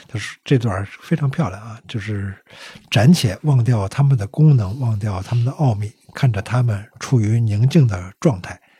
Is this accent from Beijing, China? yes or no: yes; Beijing, China; 我记得我小时候在大街上还经常能够看到 嗯 题字啊， 嗯 店铺题字， 嗯 北京市百货大楼